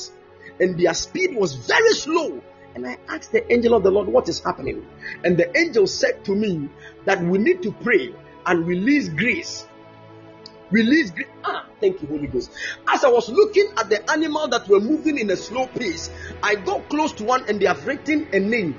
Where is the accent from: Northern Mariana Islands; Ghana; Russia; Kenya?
Ghana; I'm a Ghanaian